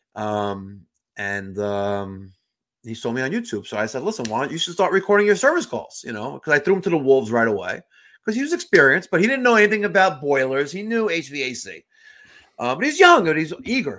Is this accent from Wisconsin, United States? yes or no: no; New York, United States; I'm a New Yorker